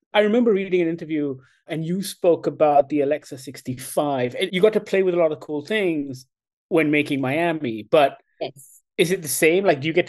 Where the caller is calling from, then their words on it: Kuala Lumpur, Malaysia; I'm dialing in from Kuala Lumpur in Malaysia.